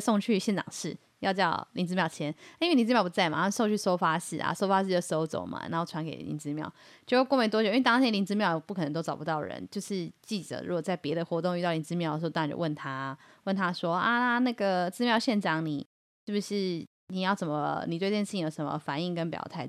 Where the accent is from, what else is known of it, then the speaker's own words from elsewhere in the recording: Yilan County, Taiwan; 我们宜兰人